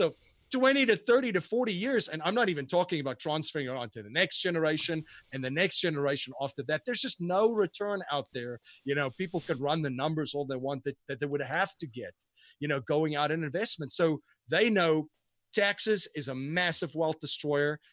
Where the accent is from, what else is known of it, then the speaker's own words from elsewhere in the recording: South Africa; moved away; growing up in South Africa, I went to a very prestigious school and university